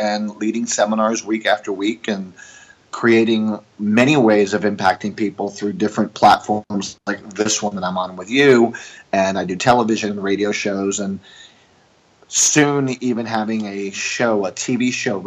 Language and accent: English; Puerto Rico; also born or lived in New York; I'm an American Jewish family from New York, and I grew up in Puerto Rico, which is a Latin country and a Catholic country. And so I moved to Puerto Rico when I was 2.5 years old.